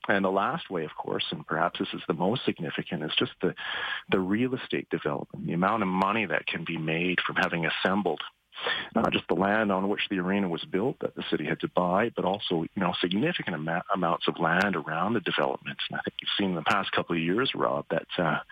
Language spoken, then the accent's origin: English; Winnipeg, Manitoba, Canada; now in Edmonton, Canada; where I grew up in Winnipeg